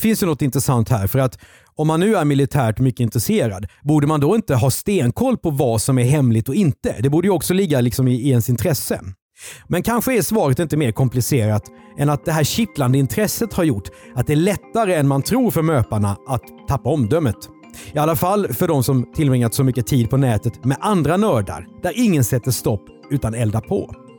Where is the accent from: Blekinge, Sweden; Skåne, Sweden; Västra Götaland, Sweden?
Blekinge, Sweden; Karlskrona; för mig som är uppvuxen i Karlskrona